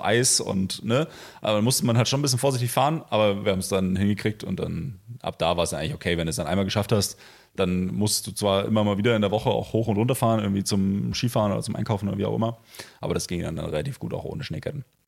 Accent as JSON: {"language": "German", "town": "Potsdam", "region": "Brandenburg", "country": "Germany", "also_born_or_lived": "Berlin", "said": "als Potsdamer, als Berliner"}